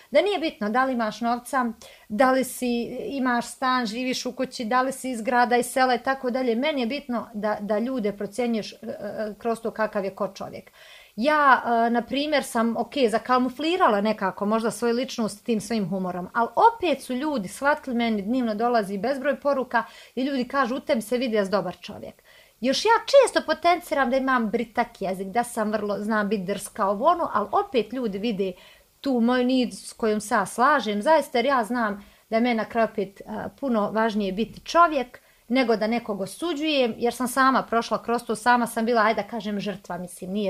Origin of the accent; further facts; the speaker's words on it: Bosnia & Herzegovina; evo prva ja koja sam iz malog mjesta za Kalesu